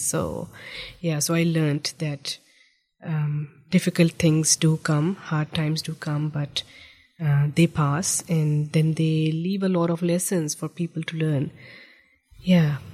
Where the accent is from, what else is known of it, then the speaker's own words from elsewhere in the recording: Islamabad, Islamabad Capital Territory, Pakistan; moved away as an adult; also born or lived in Egypt; now in New Zealand; I grew up in the federal capital of Pakistan. Um, it's it's known by the name of Islamabad